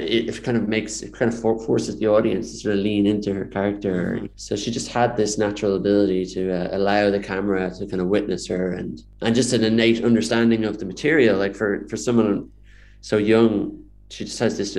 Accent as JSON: {"language": "English", "town": "Dublin", "region": "Leinster", "country": "Ireland", "tie": "born or raised there", "said": "I grew up in Dublin"}